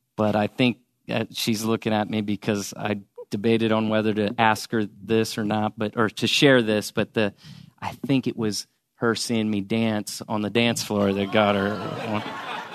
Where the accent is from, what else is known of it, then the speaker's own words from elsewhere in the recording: St. Louis, Missouri, United States; moved away as an adult; also born or lived in Columbia, Missouri; now in Dallas, United States; I grew up in Saint Louis, Missouri.